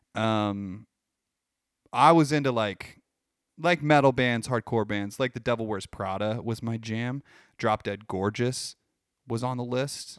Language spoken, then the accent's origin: English; Midwest, United States; We're from the Midwest